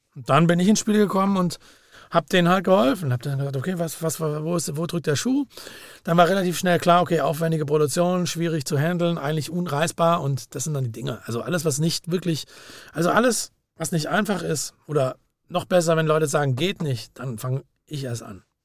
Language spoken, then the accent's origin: German; Langenargen, Baden-Württemberg, Germany; meine wirkliche Musiksozialisierung war tatsächlich wie am Bodensee